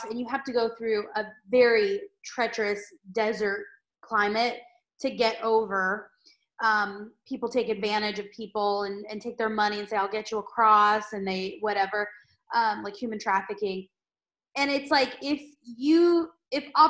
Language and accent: English; San Diego, California, United States; I'm from San Diego